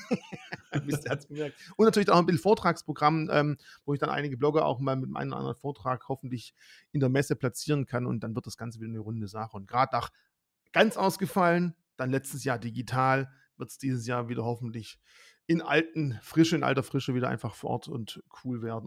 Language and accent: German; Swabia, Germany; ich bin Schwabe